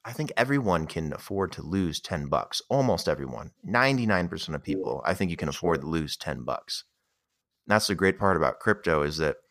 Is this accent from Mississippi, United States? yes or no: no; Las Vegas, Nevada, United States; I'm from Vegas